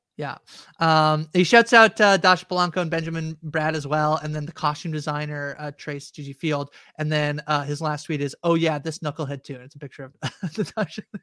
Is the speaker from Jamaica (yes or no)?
no; Canada; I'm Canadian